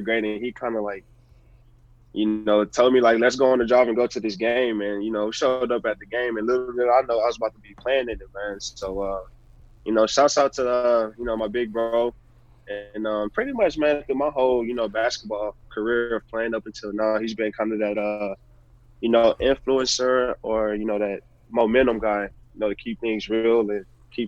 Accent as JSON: {"language": "English", "town": "Houston", "region": "Texas", "country": "United States", "tie": "born or raised there", "moved": "yes", "said": "I was a big T-Mac fan growing up in Houston"}